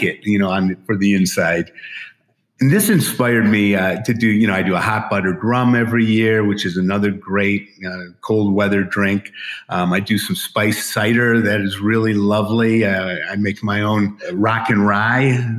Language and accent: English; Emporia, Michigan, United States; now in Las Vegas, United States; I grew up in Emporia, Michigan, at the Brass Row Bar